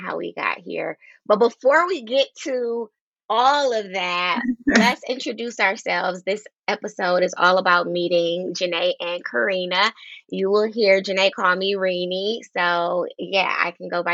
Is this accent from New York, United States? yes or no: no; Detroit, Michigan, United States; we went from Detroit, Michigan, both of us